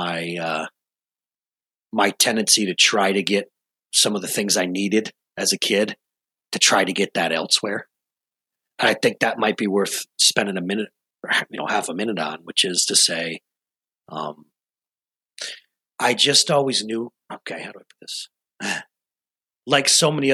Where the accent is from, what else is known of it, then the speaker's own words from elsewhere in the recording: Rochester, New York, United States; I was born and raised in Rochester, New York, long, long, long time ago.